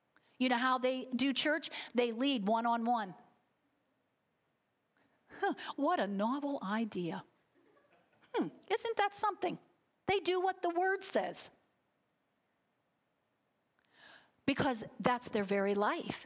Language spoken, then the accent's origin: English; United States; American Christians